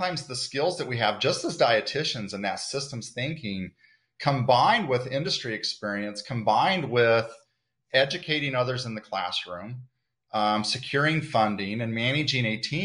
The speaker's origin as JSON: {"language": "English", "town": "Dodge City", "region": "Kansas", "country": "United States", "tie": "born or raised there", "also_born_or_lived": "Manhattan, Kansas", "said": "I'm born and bred in Kansas"}